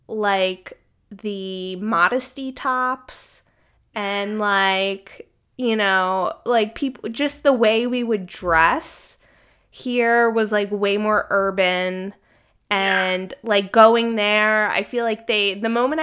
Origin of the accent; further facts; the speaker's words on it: Maryland, United States; I'm from the East Coast, I'm from Maryland, like really close to Washington, D.C.